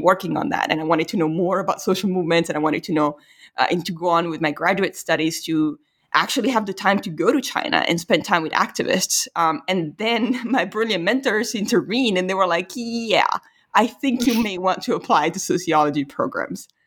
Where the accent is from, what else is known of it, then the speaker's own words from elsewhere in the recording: Italy; moved away; I was from Italy